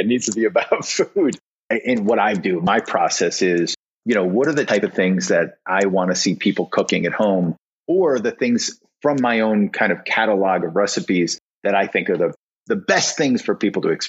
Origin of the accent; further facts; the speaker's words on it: New England, United States; growing up in New England